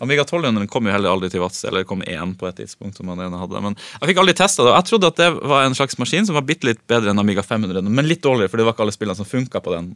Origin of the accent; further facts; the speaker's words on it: Vadsø, Finnmark, Norway; Vadsø, der jeg vokste opp